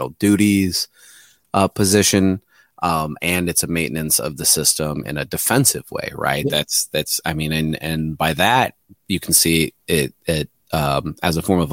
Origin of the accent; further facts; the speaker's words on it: Missouri, United States; I'm from Missouri